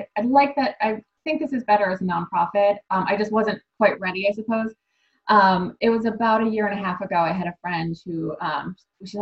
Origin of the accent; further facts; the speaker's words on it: Buffalo, New York, United States; I grew up in Buffalo, New York